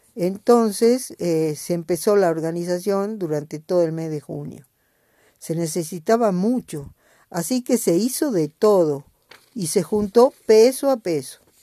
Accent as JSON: {"language": "Spanish", "region": "Jujuy", "country": "Argentina"}